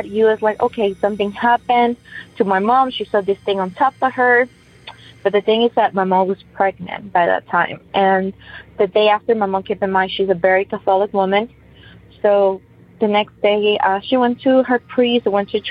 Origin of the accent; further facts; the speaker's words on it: Ecuador; moved away; I'm originally from Ecuador